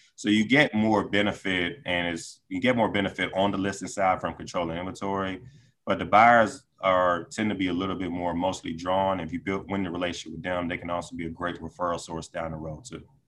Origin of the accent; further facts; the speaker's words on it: Decatur, Georgia, United States; moved away as an adult; now in Washington, D.C. area, United States; I grew up in Decatur, Georgia, uh, high school and college.